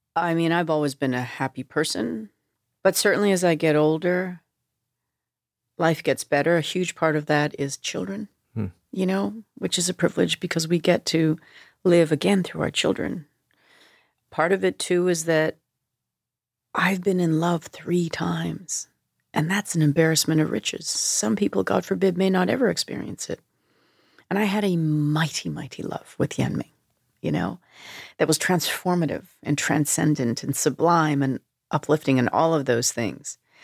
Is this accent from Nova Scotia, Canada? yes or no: no; Vancouver, British Columbia, Canada; moved away; growing up in Vancouver, in suburban Vancouver